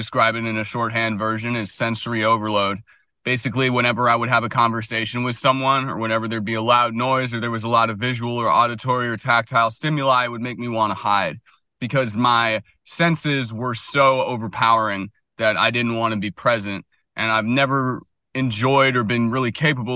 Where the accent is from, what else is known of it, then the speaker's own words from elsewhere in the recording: Washington, District of Columbia, United States; also born or lived in San Francisco; now in Vermont, United States; I grew up in Washington, D.C., went to private school